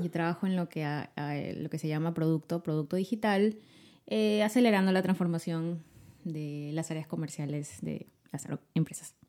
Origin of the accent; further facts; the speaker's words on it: Lima, Peru; soy de Lima y yo vivo con mi esposo y mi hijita Almendra